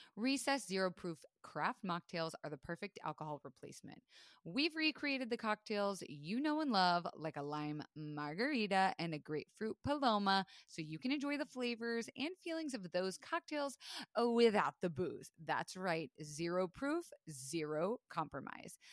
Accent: Florida, United States; I was raised in Florida

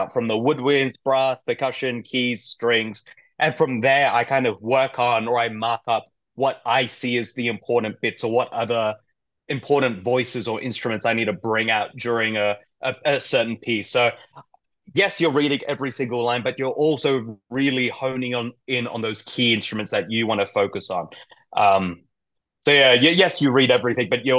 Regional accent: Perth, Western Australia, Australia; moved away as an adult; now in Colorado, United States; I'm from Australia, Perth, Western Australia, which is far away from everything.

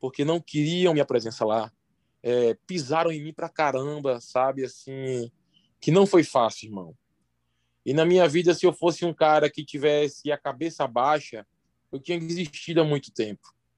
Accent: Santa Rita, Paraíba, Brazil; now in Ceará, Brazil; eu sou de Santa Rita, uma cidade lá da Paraíba, que fica próxima a João Pessoa

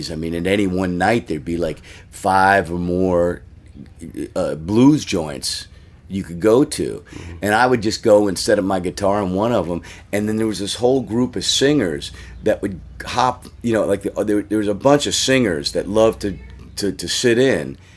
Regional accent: Washington D.C. area / Maryland, United States; moved away as an adult; also born or lived in New York / West Coast / Oakland, California; when I lived in D.C. before I moved to Oakland, um, I see. I grew up. I was born in New York, and I grew up in Washington D.C.

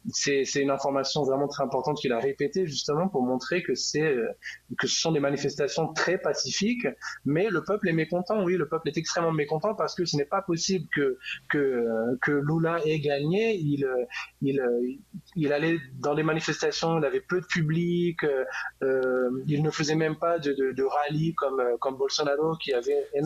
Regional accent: France; moved away as an adult; now in Brazil; moi, je suis français, mais ça fait 10 ans que j'habite ici

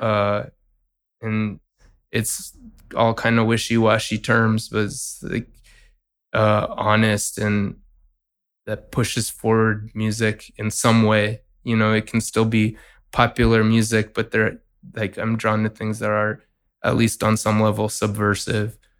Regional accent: San Francisco Bay Area, California, United States; also born or lived in New York; I'm from San Francisco Bay Area

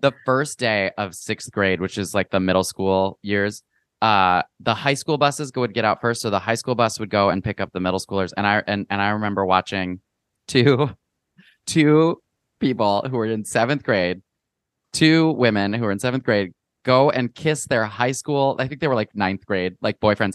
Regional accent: Midwest, United States; growing up in the Midwest

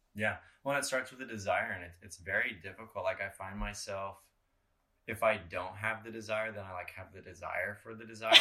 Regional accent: Colorado, United States; we grew up in Colorado. Obviously, we we hiked a lot of mountains.

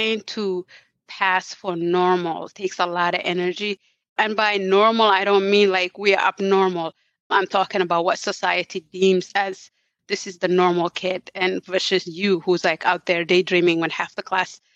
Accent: Somalia; moved away; I come from Somalia. There was war there. We had to flee for our life.

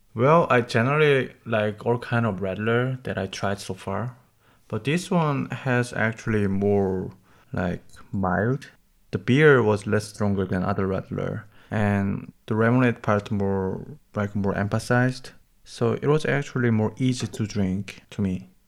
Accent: South Korea; now in Germany; from South Korea.

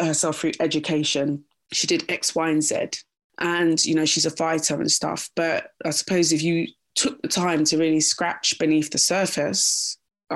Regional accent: London, United Kingdom; also born or lived in Kingston upon Thames; I was born there and raised there until I was about 8 years old. And then I moved to Roehampton, pretty much spent time in Roehampton

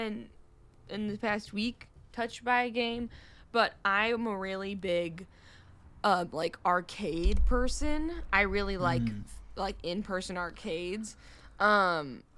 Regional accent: Michigan, United States; I'm from Michigan.

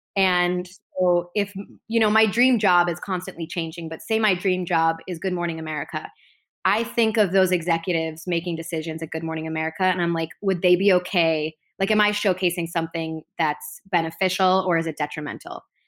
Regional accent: Chicago, Illinois, United States; moved away as an adult; now in Los Angeles, United States; I grew up in Chicago in the northern suburbs

